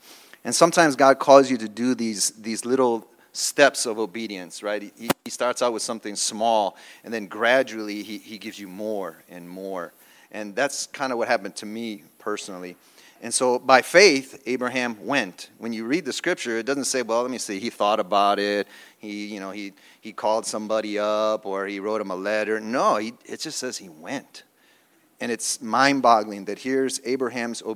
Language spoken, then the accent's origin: English; Chicago, Illinois, United States; moved away as an adult; also born or lived in Philadelphia; I'm from Chicago